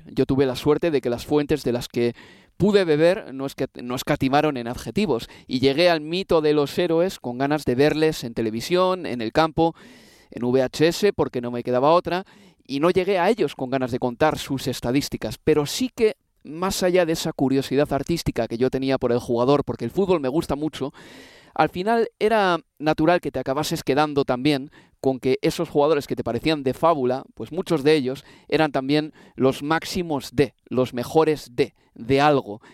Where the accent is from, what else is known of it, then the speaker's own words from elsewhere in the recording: Spain; soy nacido en España